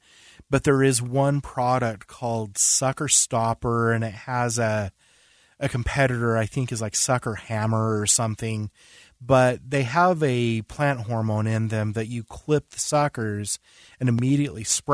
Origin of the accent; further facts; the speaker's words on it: West Point, Utah, United States; I grew up in West Point.